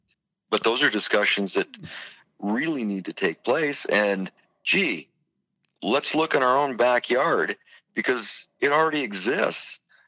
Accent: North Dakota, United States; I grew up in North Dakota being able to drive out across the state and look at the northern lights and see the beautiful skies.

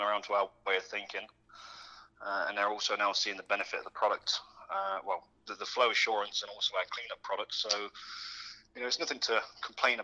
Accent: Worcester, West Midlands, United Kingdom; born or raised there; moved away as an adult; now in United States

